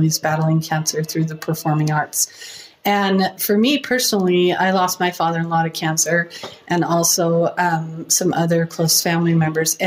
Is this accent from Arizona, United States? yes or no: yes; Arizona, United States; moved away as an adult; now in Kaysville, United States; I actually grew up in Arizona